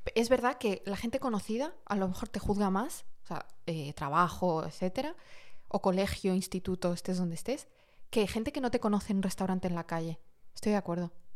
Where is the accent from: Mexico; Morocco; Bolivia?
Morocco; moved away; yo soy de origen marroquí